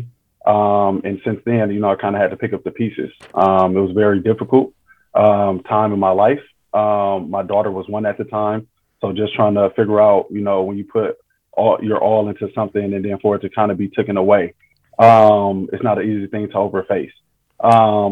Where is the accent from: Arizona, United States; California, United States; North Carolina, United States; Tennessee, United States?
California, United States; Oakland; being a native of Oakland, you know, growing up in Oakland